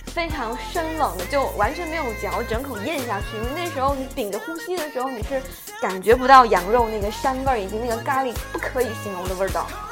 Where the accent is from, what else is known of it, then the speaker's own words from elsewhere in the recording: China; 我们中国人